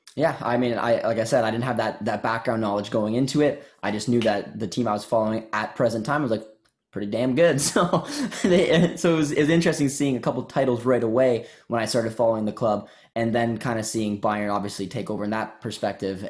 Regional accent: Canada; I grew up in Canada and a small town of two thousand people

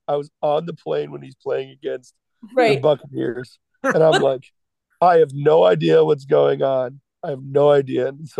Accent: Chicago, Illinois, United States; I started out as a Chicago Bears fan because I'm from Chicago.

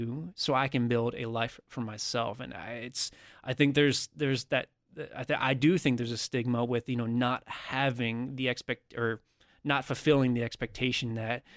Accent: United States; somebody who was born and raised and lived in America my entire life

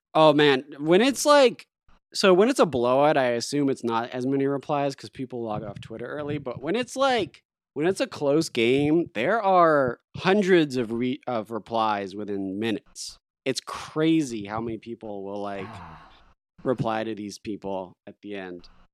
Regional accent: Oklahoma City, Oklahoma, United States; we're from Oklahoma City

